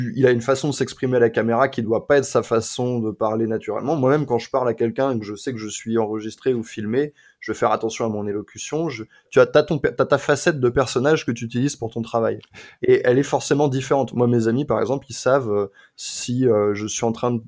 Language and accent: French; La Ferté-Bernard, Pays de la Loire, France; moved away; also born or lived in Le Mans; la ville euh, dans laquelle j'ai passé une partie de mon enfance s'appelle La Ferté-Bernard